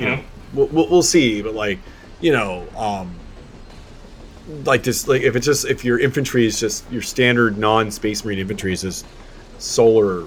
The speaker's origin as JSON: {"language": "English", "country": "Germany", "tie": "born or raised there", "moved": "yes", "said": "I was raised in Germany"}